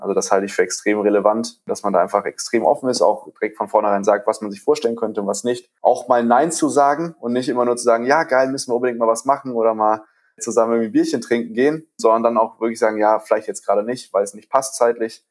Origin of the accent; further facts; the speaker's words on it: Düsseldorf, North Rhine-Westphalia, Germany; also born or lived in Ratingen; Düsseldorfer, zwar geboren in Ratingen, aber immer in Düsseldorf aufgewachsen